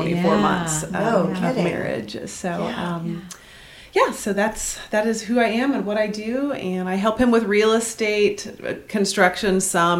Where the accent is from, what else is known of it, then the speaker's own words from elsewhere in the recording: Nixa, Missouri, United States; I live in Nixa. I grew up in Nixa. I think we're 7 or 8 generations deep in Christian County now-ish.